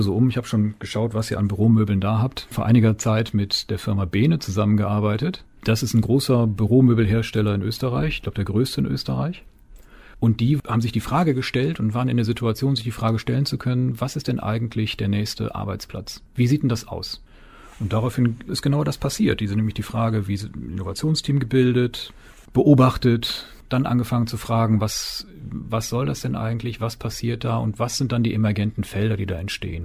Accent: between Cologne and Düsseldorf, North Rhine-Westphalia, Germany; also born or lived in Weserbergland / United States; now in Springe, Germany; Ehrlich gesagt bin ich geborener Rheinländer ja. zwischen Köln und Düsseldorf

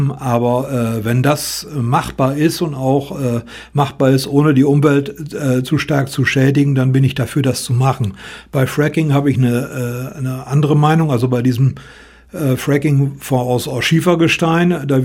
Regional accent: North Rhine-Westphalia, Germany; Ich komme aus dem Münsterland.

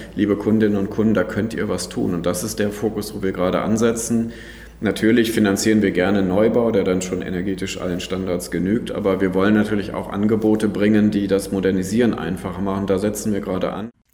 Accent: North Rhine-Westphalia, Germany; moved away; also born or lived in Frankfurt / London / Madrid / Bonn; Ursprünglich bin ich aus Ostwestfalen, insofern ist das auch mentalitätsmäßig nicht ganz fern von dem, wo ich mal herkomme.

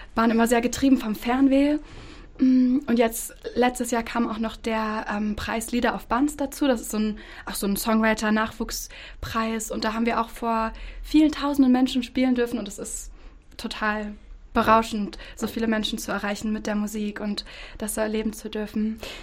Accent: Bad Pyrmont, Lower Saxony, Germany; ich in Bad Pyrmont geboren bin

